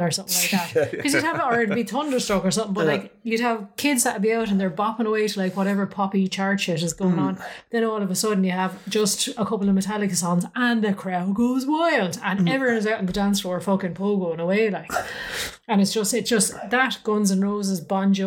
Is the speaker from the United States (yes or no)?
no; Ireland